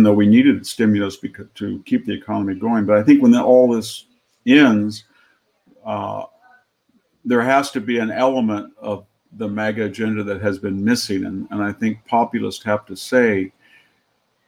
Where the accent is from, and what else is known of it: California, United States; born or raised there